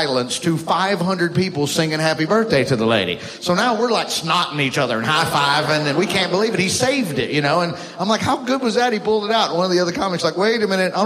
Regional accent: Alabama, United States; I'm from Alabama

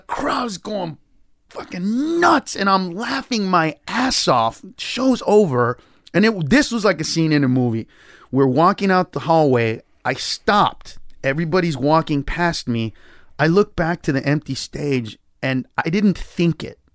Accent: Los Angeles, California, United States; I grew up in East L

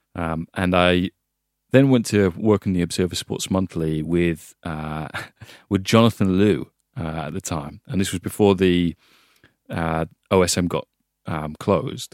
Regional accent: Hull, Yorkshire and the Humber, United Kingdom; moved away; also born or lived in Italy; I grew up in Hull

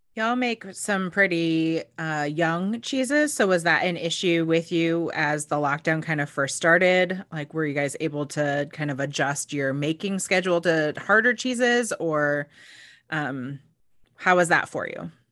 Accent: Oregon, United States; now in Seattle, United States; I'm not from here. I grew up in Oregon

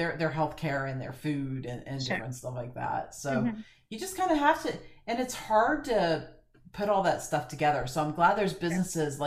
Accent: Florida, United States; moved away; I grew up in Florida

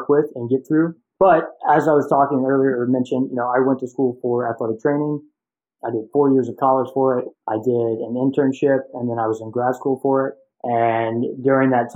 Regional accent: Nashville, Tennessee, United States; moved away as an adult; also born or lived in Cincinnati, Ohio; I was born and raised in Nashville, Tennessee, and, you know, grew up there, went to high school there

